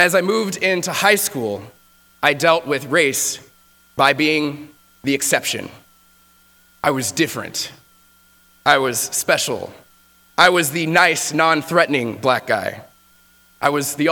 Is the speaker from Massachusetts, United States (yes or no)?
no; Texas, United States; moved away; I grew up in Texas